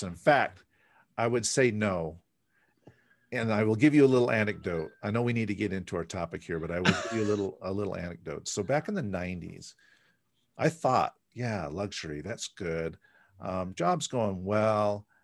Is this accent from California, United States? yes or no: yes; the Bay Area, California, United States; moved away; I'm originally from the Bay Area